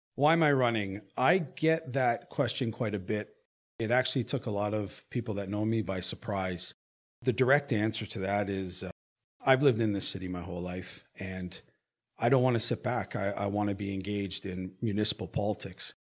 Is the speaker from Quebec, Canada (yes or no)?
no; Hamilton, Ontario, Canada; I am born and raised in Hamilton